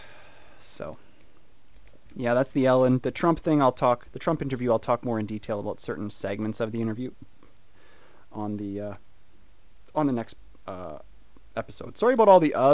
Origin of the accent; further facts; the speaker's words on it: United Kingdom; I'm British